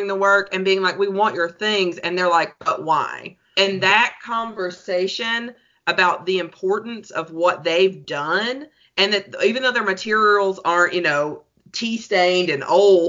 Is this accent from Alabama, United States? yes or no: yes; Alabama, United States; a hillbilly from Alabama